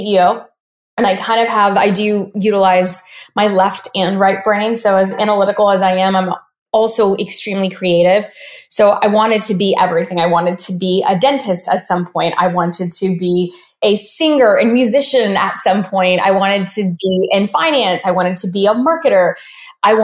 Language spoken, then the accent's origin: English; Dallas, Texas, United States; we actually grew up in Dallas, Texas.